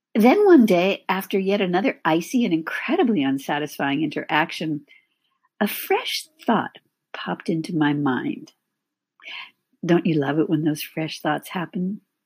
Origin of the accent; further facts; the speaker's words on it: California, United States; moved away as an adult; also born or lived in San Francisco Bay Area / Los Angeles / Midwest; I was born and raised in California